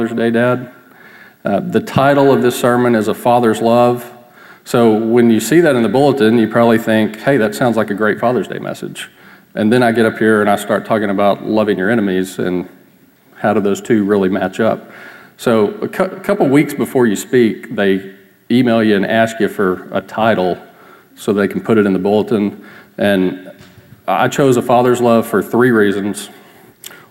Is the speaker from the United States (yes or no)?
yes; Texas, United States; I grew up in Texas. I've lived here most of my life